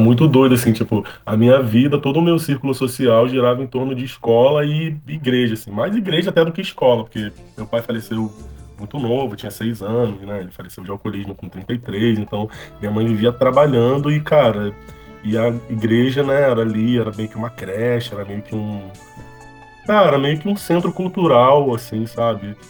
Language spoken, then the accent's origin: Portuguese; Rio de Janeiro, Brazil; eu sou nascido e criado no Complexo da Pedreira, é na Zona Norte, é um, cara, tem um dos piores IDHs aqui do Rio